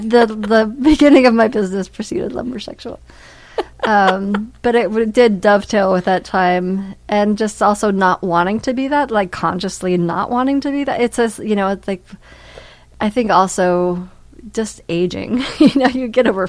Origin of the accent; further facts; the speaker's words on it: Brooklyn, New York, United States; And I was a hipster from Brooklyn that, you know, that worked in the fashion industry and ended up running a sawmill.